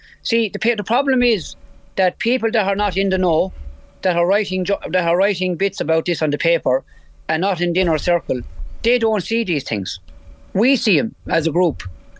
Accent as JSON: {"language": "English", "region": "Munster", "country": "Ireland", "said": "I'm from Tipperary, so I was ruled out of five or six finals in the last 10 years, okay? Because I'm from Tipperary."}